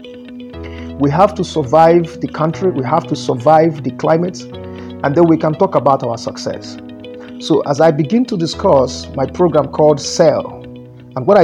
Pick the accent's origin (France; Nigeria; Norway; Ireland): Nigeria